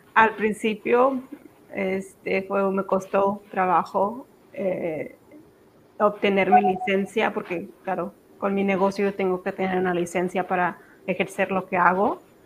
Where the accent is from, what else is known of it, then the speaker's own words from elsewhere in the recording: Zacatecas, Mexico; now in Texas, United States; me crié en Zacatecas